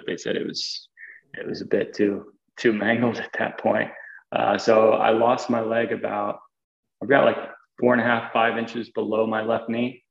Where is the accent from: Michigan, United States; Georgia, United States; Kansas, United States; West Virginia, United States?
Kansas, United States; Stilwell; I grew up in a place called Stillwell, Kansas